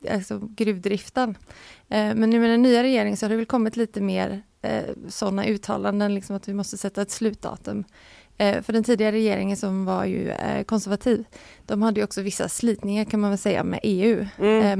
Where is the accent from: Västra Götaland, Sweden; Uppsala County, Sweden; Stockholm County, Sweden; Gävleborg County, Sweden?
Västra Götaland, Sweden; Gothenburg; som göteborgare är man ju van vid dimma